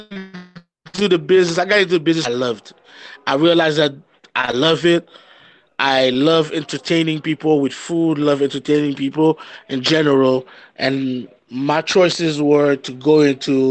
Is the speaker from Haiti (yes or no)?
yes; Haiti; we grew up in Haiti